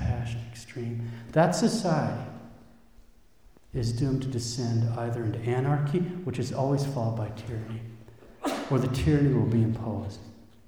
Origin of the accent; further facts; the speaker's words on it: United States; we as an American people